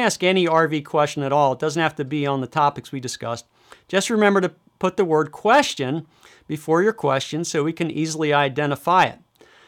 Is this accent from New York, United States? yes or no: no; Michigan, United States; So here I'm going to do a quick search in my home state of Michigan.